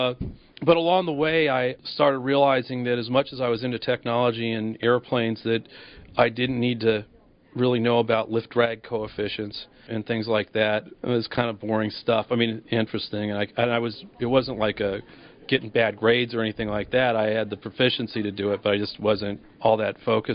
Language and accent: English; Los Angeles, California, United States; I grew up in Los Angeles, California.